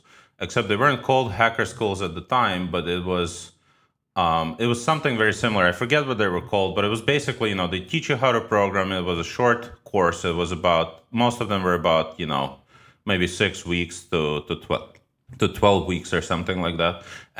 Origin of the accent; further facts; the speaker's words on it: New York City, New York, United States; also born or lived in Ukraine; I was born in Ukraine. I moved to New York City with my parents when I was 13. I basically grew up in New York, or spent, you know, half my life in New York.